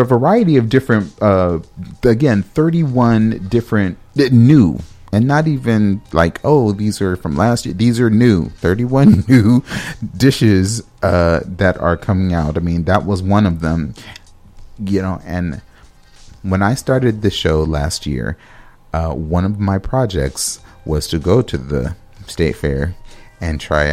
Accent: Los Angeles, California, United States; now in Minnesota, United States; I'm from Los Angeles, California

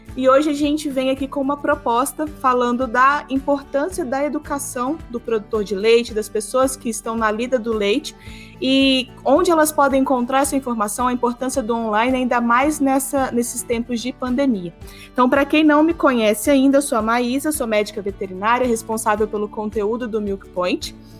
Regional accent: interior of Minas Gerais, Brazil; Eu que sou aqui do interior de Minas Gerais também

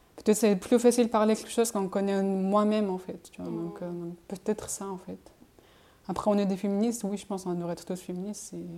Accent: Montpellier, Occitania, France; moved away; chez moi à Montpellier

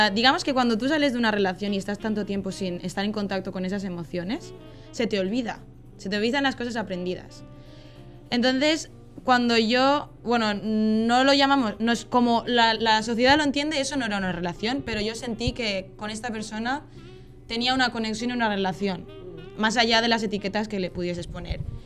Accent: Valencia, Valencian Community, Spain; accent: Spain; moved away as an adult; now in Netherlands; mi acento es de España soy de concretamente Valencia, que está en la costa este, centro este de España. Y llevo viviendo en Holanda pues tres años

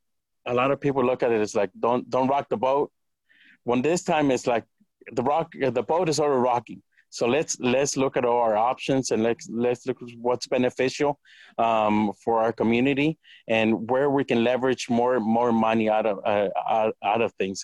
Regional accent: Santa Cruz, California, United States; now in Watsonville, United States; I grew up in Santa Cruz

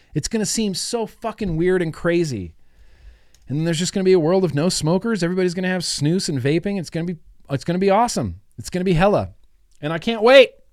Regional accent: United States; I'm an American.

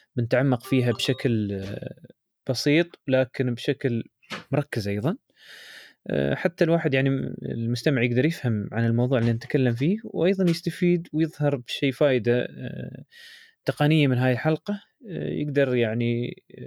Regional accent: United Arab Emirates; عندنا يعني في الامارات

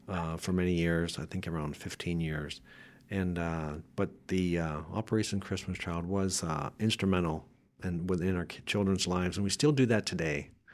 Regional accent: Pennsylvania, United States; I grew up in Northwest Pennsylvania, mm-hmm. where it's quite a bit colder, and I grew up in a Catholic home

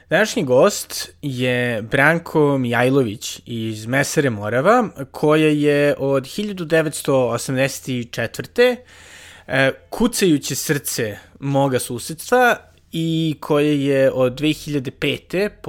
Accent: Belgrade, Serbia

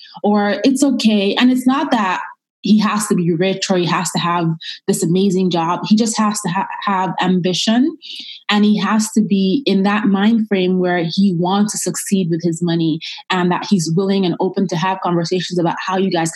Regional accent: Nigeria; moved away; I'm originally from Nigeria

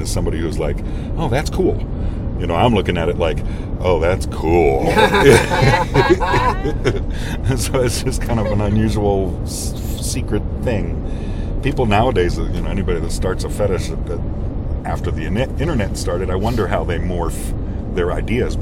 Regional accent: Pittsburgh, Pennsylvania, United States; I was born and raised in Pittsburgh

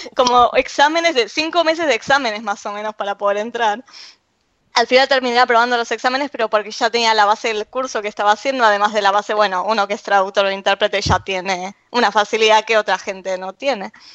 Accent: Argentina; accent: Argentine; moved away; soy argentina

